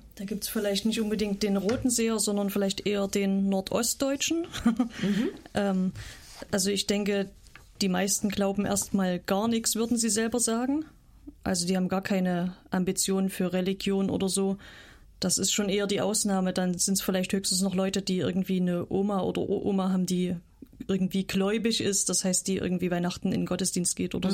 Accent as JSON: {"language": "German", "region": "Saxony", "country": "Germany", "also_born_or_lived": "North Rhine-Westphalia / Switzerland / Kenya", "moved": "as an adult", "lives_now": "Rügen, Germany", "said": "ich komme aus Sachsen, habe sechs Jahre in Nordrhein-Westfalen gewohnt, dann war ich drei Jahre in der Schweiz"}